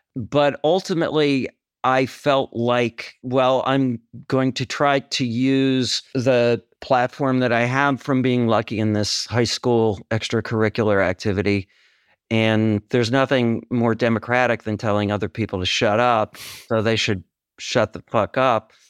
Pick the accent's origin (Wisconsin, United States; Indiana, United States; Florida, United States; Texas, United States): Wisconsin, United States; moved away as an adult; also born or lived in New York City; I'm from Wisconsin, so I go back all the time.